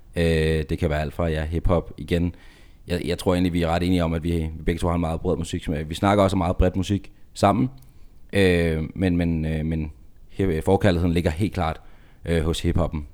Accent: Denmark; Vi er danskere

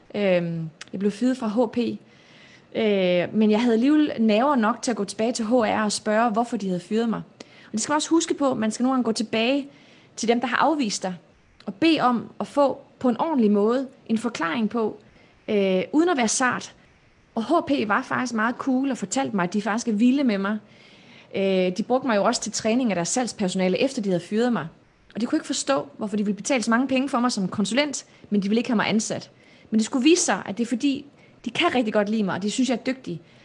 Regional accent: Denmark; moved away as an adult; also born or lived in Morocco / South Jutland / North Jutland; now in Palo Alto, United States; opvokset i Nordjylland og Sønderjylland

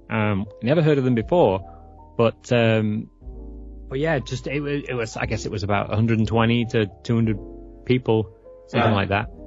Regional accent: England, United Kingdom; also born or lived in San Francisco area, California; now in California, United States; I live near San Francisco, about an hour's ah. drive ah. away. I mean, I'm originally from England

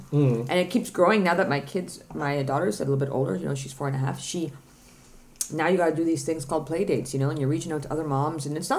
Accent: Ottawa, Ontario, Canada; moved away as an adult; now in Denmark; to my hometown in Ottawa

